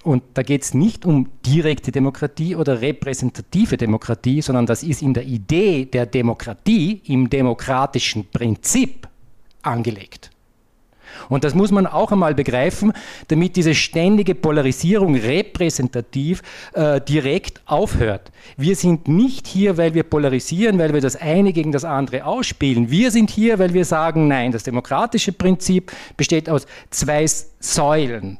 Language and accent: German; Vorarlberg, Austria; als Vorarlberger